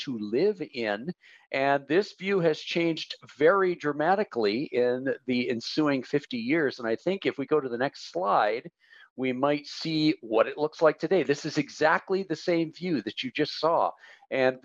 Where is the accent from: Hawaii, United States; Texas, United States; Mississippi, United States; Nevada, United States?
Hawaii, United States; as a Hawaiian